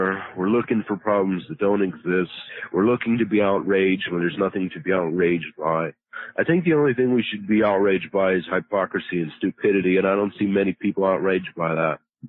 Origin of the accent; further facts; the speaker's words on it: Pittsburgh, Pennsylvania, United States; born there; Well, I was born in Pittsburgh, Pennsylvania. But I'm pretty worldly. I've been many places and, so I kind of have my own little accent.